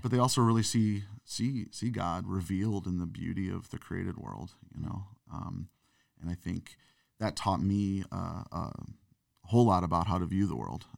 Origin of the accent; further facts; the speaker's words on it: St. Louis, Missouri, United States; growing up in Saint Louis, Missouri